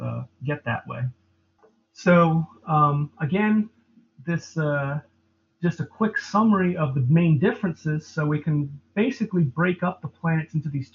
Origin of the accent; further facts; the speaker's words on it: East Coast, United States; moved away; I'm originally from the East Coast, and the light pollution on the East Coast is terrible